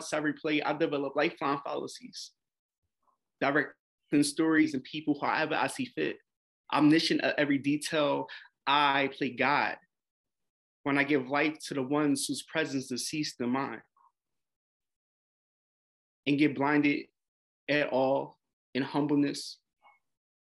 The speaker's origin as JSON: {"language": "English", "town": "Philadelphia", "region": "Pennsylvania", "country": "United States", "tie": "born or raised there", "said": "I'm 30 years old, born and raised in Philadelphia"}